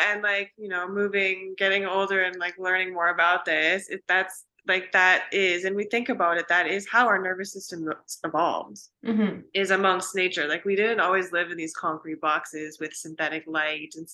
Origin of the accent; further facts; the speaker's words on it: Pacific Northwest, United States; So growing up in the Pacific Northwest, like I've always been a nature girl.